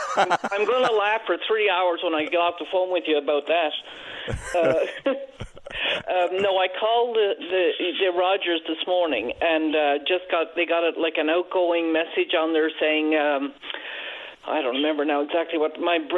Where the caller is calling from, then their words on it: Gander, Newfoundland and Labrador, Canada; I'm calling from Gander